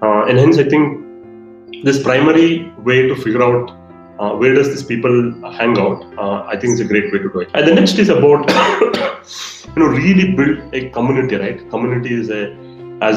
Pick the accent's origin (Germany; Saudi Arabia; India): India; as Indian marketers